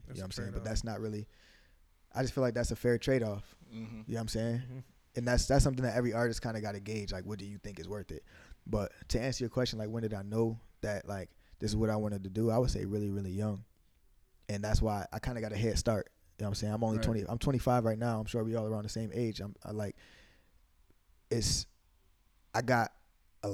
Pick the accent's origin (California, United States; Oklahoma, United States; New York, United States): New York, United States; Amherst; also born or lived in Buffalo, New York; I came up from Waynesville, from East Amherst